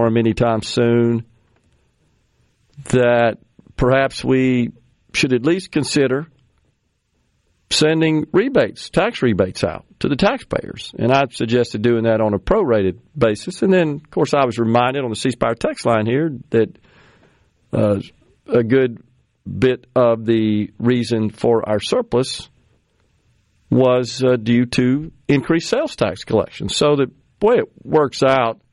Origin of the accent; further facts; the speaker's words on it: Mississippi, United States; this is my home state